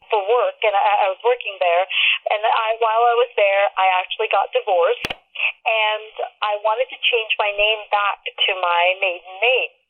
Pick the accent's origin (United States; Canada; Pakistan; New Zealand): Pakistan; born there; and I was born in Pakistan, so I had a copy of my original birth certificate, but it, did that one didn't fly because it was in Urdu.